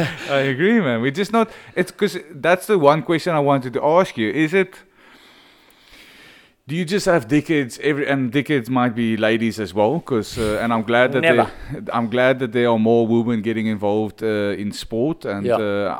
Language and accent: English; Stellenbosch, Western Cape, South Africa; Like when I grew up in Stellenbosch, and it was almost like if you don't go to Cool Bay and you go to Strand, you're a bit of a pussy.